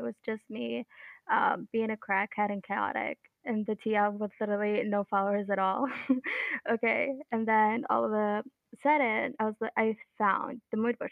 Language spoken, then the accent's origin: English; Bahrain; I'm from Bahrain.